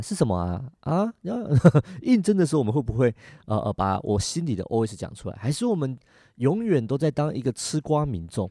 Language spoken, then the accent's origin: Chinese; Taiwan; 我们台湾人很特别